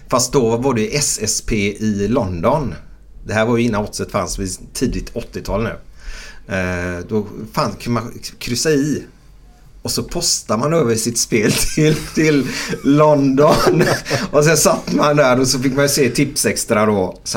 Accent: Gothenburg, Västra Götaland, Sweden; Jag är uppvuxen ute i Frölunda.

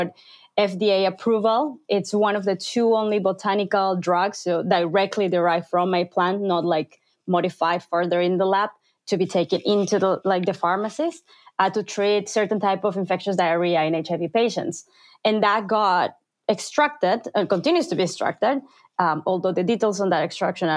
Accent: Peru; moved away; growing up in Peru

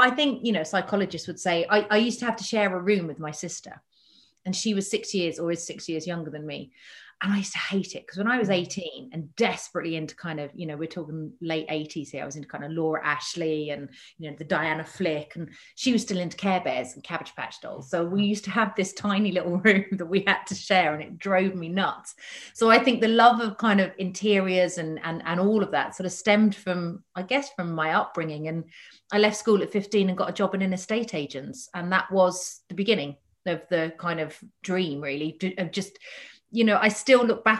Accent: Havant, South East England, United Kingdom; I grew up just outside of Portsmouth on a big, big council estate called Lee Park

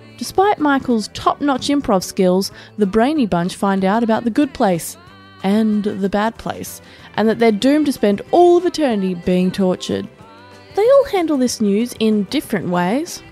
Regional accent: Australia; someone who is an Australian

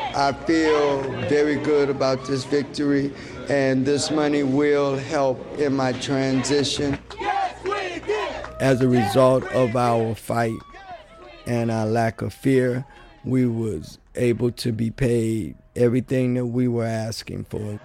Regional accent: Mason, Tennessee, United States; now in Chicago, United States; I come from Mason, Tennessee, which is right outside of Memphis, Tennessee

